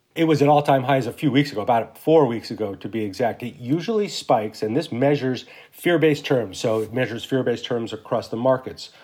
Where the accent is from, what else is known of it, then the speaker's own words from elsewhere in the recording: Santa Fe, New Mexico, United States; moved away as an adult; I grew up in Santa Fe, New Mexico